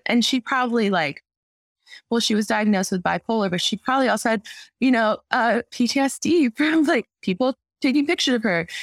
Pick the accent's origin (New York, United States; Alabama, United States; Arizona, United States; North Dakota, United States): Arizona, United States; now in Chicago, United States; I'm originally from Arizona